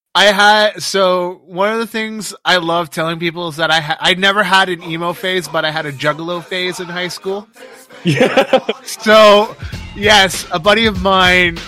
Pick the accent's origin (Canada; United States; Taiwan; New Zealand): Canada; I always loved growing up in Canada